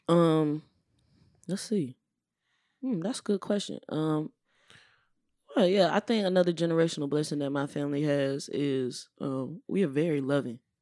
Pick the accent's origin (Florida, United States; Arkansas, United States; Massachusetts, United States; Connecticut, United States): Florida, United States; Orange Park; moved away as an adult; also born or lived in San Diego, California / El Paso, Texas; now in Bay Area, United States; I grew up in, um, Orange Park, Florida.